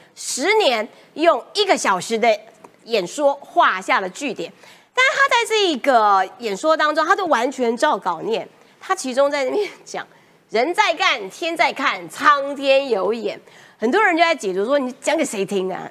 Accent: Kaohsiung, Taiwan; 高雄女孩是像我这样

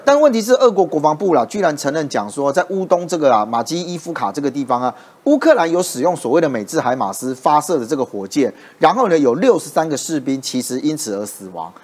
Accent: Taiwan; 像我们台湾这边也有民众哦

